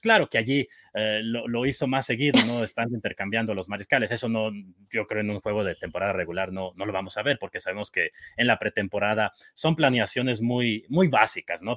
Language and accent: Spanish; Michoacán, Mexico; yo soy originario de, de Michoacán